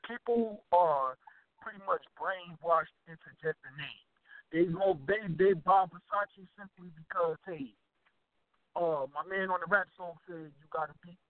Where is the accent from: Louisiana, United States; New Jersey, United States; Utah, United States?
New Jersey, United States; Newark; I'm from Newark, New Jersey.